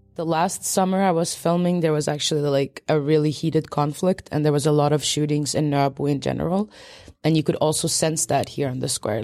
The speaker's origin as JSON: {"language": "English", "country": "Sweden", "tie": "born or raised there", "said": "I was born in Sweden, but my parents, uh, were there technically political refugees from Poland and they came shortly before I was born. So, like, I grew up in a very Polish home"}